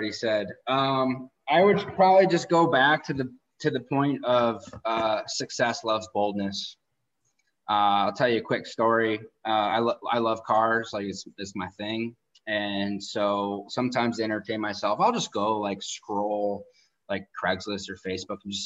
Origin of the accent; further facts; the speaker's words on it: outside of Detroit, Michigan, United States; where I grew up in outside of Detroit, all you did was go to school for 4 years and go work for GM or Ford